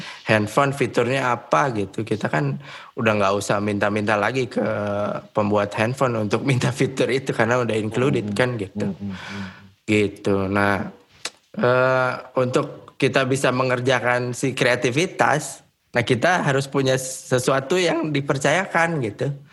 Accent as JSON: {"language": "Indonesian", "town": "Bogor", "region": "West Java", "country": "Indonesia", "also_born_or_lived": "Bandung", "moved": "as an adult", "said": "gue dari Bogor"}